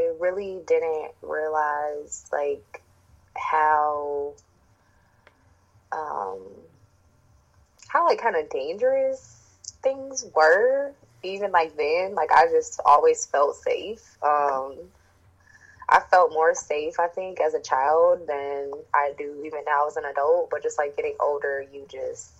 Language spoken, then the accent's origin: English; Chicago, Illinois, United States; I was born in Chicago, Illinois. And I've been here my whole life. I've traveled, but I've never lived anywhere else. So, born and bred on the south side